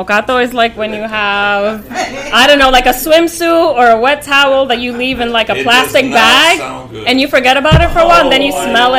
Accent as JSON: {"language": "English", "town": "New York City", "region": "New York", "country": "United States", "tie": "born or raised there", "also_born_or_lived": "Santo Domingo, Dominican Republic / Bronx, New York", "said": "I lived in the Bronx briefly, and then I grew up in Washington Heights. And then eventually moved back to the Bronx."}